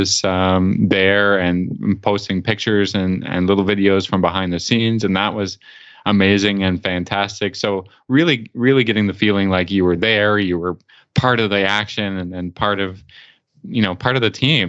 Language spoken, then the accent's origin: English; Canada; I'm Canadian